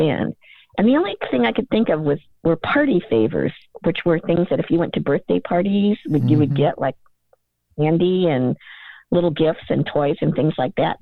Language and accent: English; Akron, Ohio, United States; also born or lived in Cleveland, Ohio; I grew up in Ohio. I was born in Cleveland. I grew up near Akron in a very working class environment.